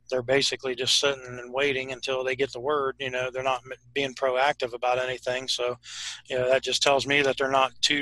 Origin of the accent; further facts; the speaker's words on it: Ohio, United States; we're from Ohio. We're in Ohio